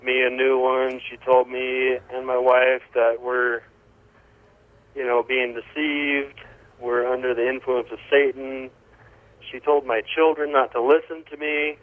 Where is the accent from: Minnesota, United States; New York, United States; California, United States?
California, United States; moved away as an adult; now in Utah, United States; I'm from California. Moved here about 4 years ago.